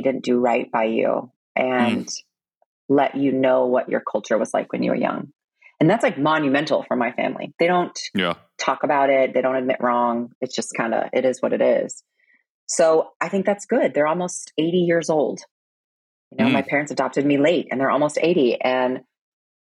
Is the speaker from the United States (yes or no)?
yes; Stone Mountain, Georgia, United States; accent: American; also born or lived in Korea / San Diego; now in Florida, United States; I grew up in Georgia, Stone Mountain, where they use the N-word a lot.